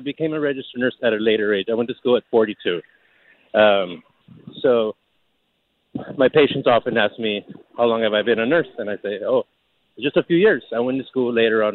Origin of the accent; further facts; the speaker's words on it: Los Angeles, California, United States; I grew up in East L.A.